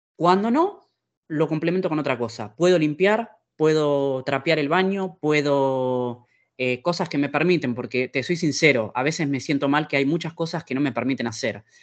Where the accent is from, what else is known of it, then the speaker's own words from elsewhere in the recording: Argentina; now in Italy; En mi eh, experiencia argentina